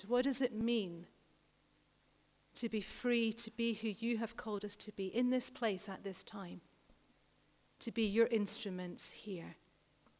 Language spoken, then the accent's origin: English; United Kingdom; We are so British here